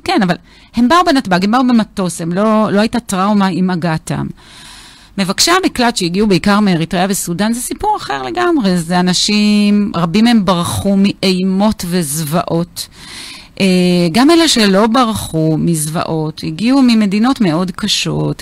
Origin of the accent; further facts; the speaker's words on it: Beersheba, Southern District, Israel; now in Even Yehuda, Israel; אני נולדתי וגדלתי בהארדקור באר שבע